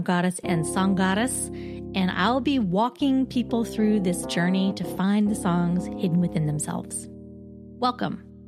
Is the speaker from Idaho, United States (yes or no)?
yes; Boise, Idaho, United States; moved away as an adult; also born or lived in Twin Falls; now in New York City, United States; I was born in Twin Falls and raised in Boise